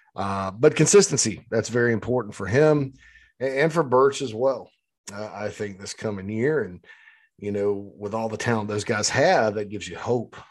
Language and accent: English; Spartanburg, South Carolina, United States; on Daniel Morgan Avenue in my hometown of Spartanburg